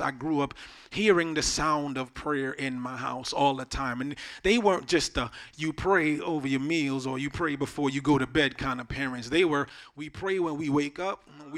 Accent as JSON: {"language": "English", "country": "Jamaica", "tie": "born or raised there", "moved": "yes", "said": "I grew up in Jamaica, so I didn't have access to a lot of things that we had access to here"}